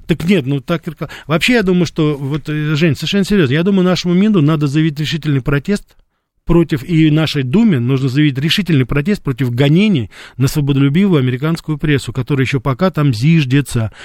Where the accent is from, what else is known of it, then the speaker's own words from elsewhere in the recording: Russia; я журналист из России